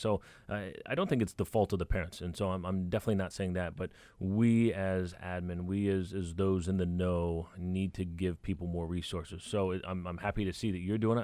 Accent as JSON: {"language": "English", "town": "Dallas", "region": "Texas", "country": "United States", "tie": "born or raised there", "said": "when I was a kid growing up in Dallas."}